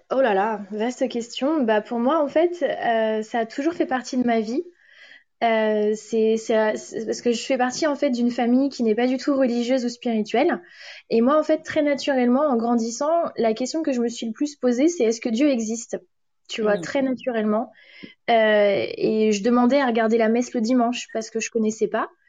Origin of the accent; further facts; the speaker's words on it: France; first language French; now in London, United Kingdom; je suis française